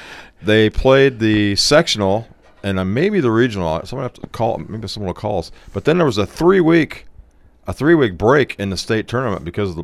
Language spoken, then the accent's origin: English; Fort Wayne, Indiana, United States; I grew up in Fort Wayne